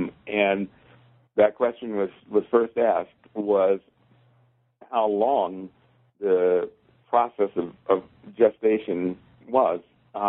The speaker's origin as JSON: {"language": "English", "town": "Louisville", "region": "Kentucky", "country": "United States", "accent": "Louisville", "said": "So there I was with my Louisville accent, my high water pants, my stocking capped hair, and I was like, whoa, new ball game."}